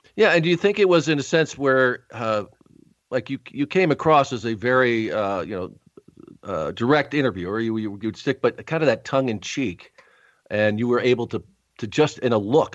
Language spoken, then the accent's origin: English; Rochester, New York, United States; I was actually born in Rochester, New York